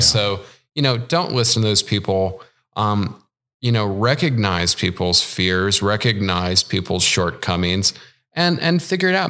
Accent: Chicago, Illinois, United States; moved away as an adult; I'm originally from Chicago

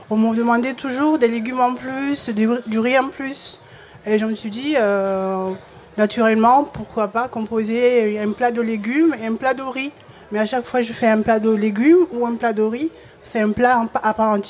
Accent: Comoros; now in Marseille, France; je suis née aux Comores.

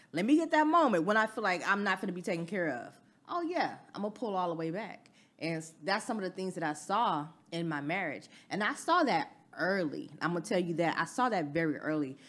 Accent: the South, United States; I'm from the South

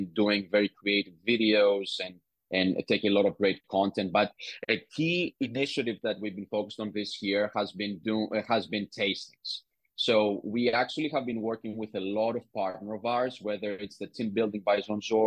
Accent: Greece; I was born and raised in Greece

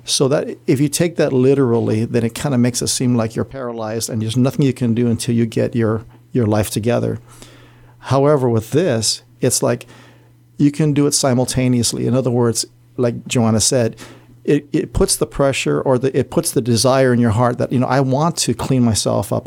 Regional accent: Barrigada, Guam; I grew up in Central Area, Barragata

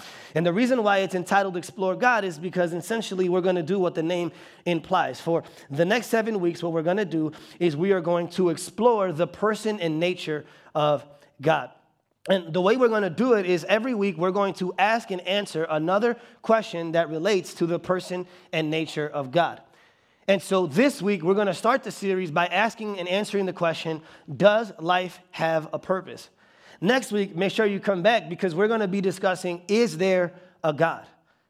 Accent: Bartlett, Illinois, United States; also born or lived in Chicago; I actually grew up in this area. So I was born in Chicago, and then around 3rd grade, we moved out to Bartlett.

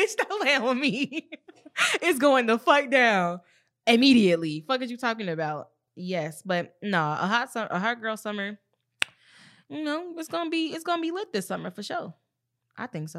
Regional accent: the South, United States; I'm from the South

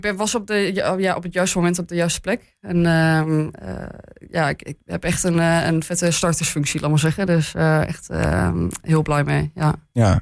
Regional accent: Hengelo, Overijssel, Netherlands; now in Enschede, Netherlands; ik ben geboren in Hengelo. Ik heb lang in het buitengebied gewoond.

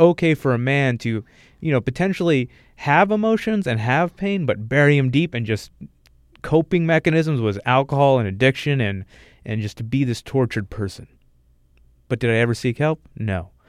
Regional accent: United States; as an American

